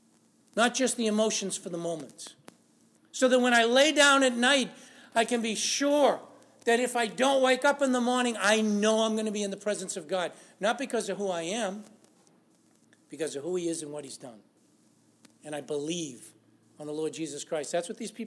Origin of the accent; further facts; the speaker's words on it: Lawrence, Massachusetts, United States; I grew up in Lawrence, Massachusetts